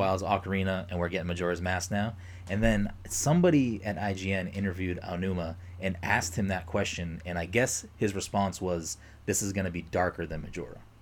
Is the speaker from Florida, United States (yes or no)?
no; Massachusetts, United States; we're both from Massachusetts